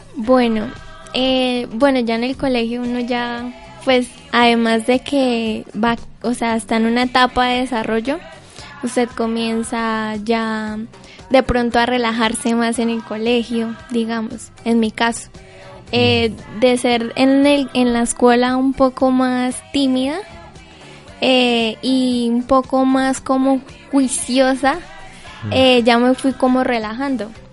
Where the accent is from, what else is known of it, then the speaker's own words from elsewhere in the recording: Cúcuta, Norte de Santander, Colombia; also born or lived in Santiago, Norte de Santander; Yo soy cucuteña, yo soy de la Universidad Francisco de Paula Santander, vivo en un pueblo en las afueras de Cúcuta que se llama Santiago